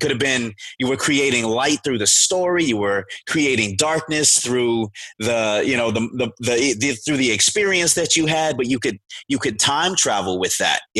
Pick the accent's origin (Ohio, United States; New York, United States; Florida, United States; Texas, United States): Texas, United States; Beaumont; born there; So I was born in Beaumont, Texas, you know, down at the swamp, right at the Texas Louisiana border.